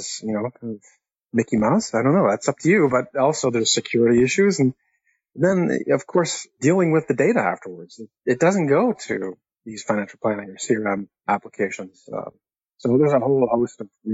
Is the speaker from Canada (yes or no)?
yes; Canada; now in Atlanta, United States; I'm Canadian also and living in Atlanta